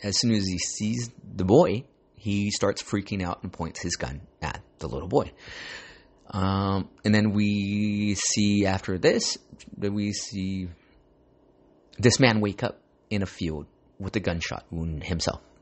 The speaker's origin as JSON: {"language": "English", "town": "Santa Ana", "region": "California", "country": "United States", "tie": "born or raised there", "said": "Growing up in Santa Ana"}